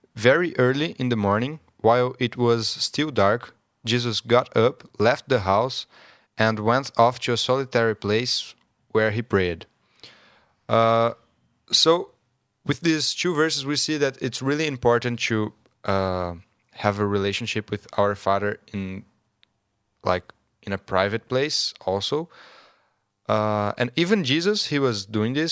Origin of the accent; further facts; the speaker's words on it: Brazil; English is a second language; moved away; I'm from Brazil